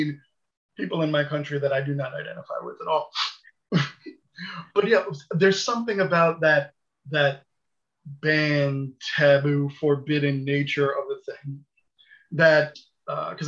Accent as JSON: {"language": "English", "country": "United States", "said": "I'm American"}